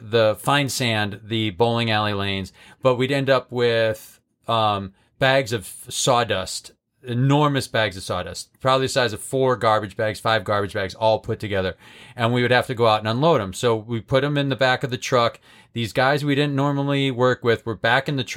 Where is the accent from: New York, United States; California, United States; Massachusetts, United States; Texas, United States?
Massachusetts, United States; moved away as an adult; now in Chicago, United States; we grew up in Massachusetts